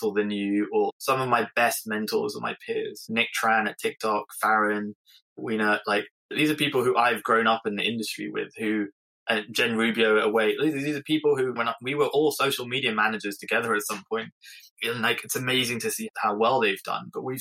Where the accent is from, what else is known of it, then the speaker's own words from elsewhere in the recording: England, United Kingdom; I'm English